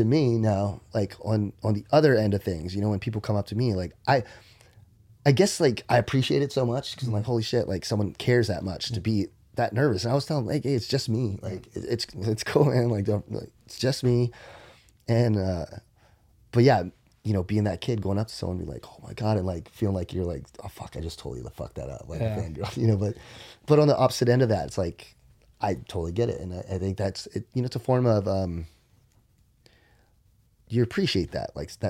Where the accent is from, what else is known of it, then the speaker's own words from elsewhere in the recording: Maryland, United States; And I remember growing up in Maryland, I remember my room and I remember my closet door.